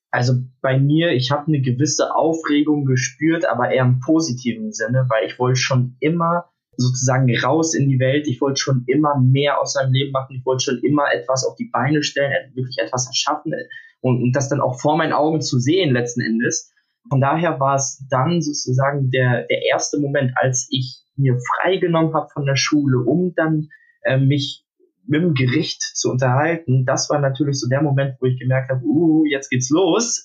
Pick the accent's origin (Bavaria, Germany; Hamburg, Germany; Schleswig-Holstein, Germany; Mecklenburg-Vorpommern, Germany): Hamburg, Germany; ich bin aus Hamburg, äh, 17, bin gerade mitten in der Abiturphase